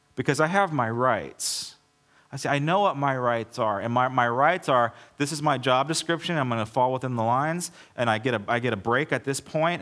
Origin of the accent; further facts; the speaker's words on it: United States; I'm an American